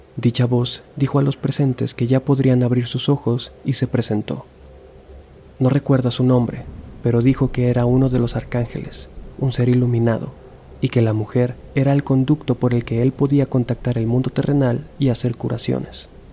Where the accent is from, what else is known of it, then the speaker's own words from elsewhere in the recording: Culiacán, Sinaloa, Mexico; moved away as an adult; Yo nací en Culiacán, Sinaloa. Viví ahí hasta los 24 años